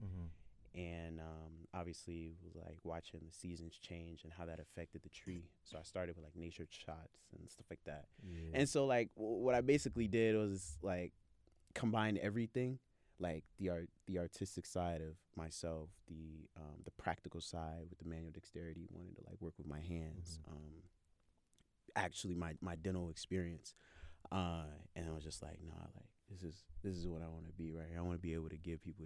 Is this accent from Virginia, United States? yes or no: yes; Virginia, United States; I'm from the 7-5